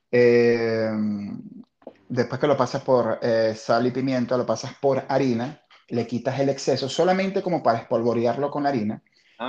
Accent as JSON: {"language": "Spanish", "country": "Venezuela", "said": "la venezolana, obviamente, que es la de mi tierra la que amo con locura"}